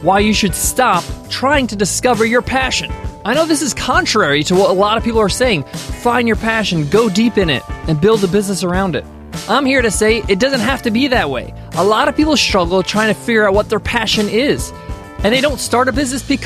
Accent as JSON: {"language": "English", "country": "United States", "tie": "born or raised there", "said": "My parents immigrated from Egypt to America, and I was born here in the States."}